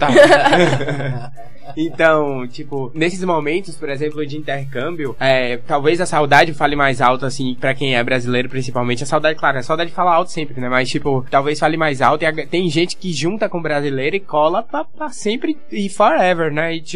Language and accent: Portuguese; Bahia, Brazil; Eu sou baiano, né?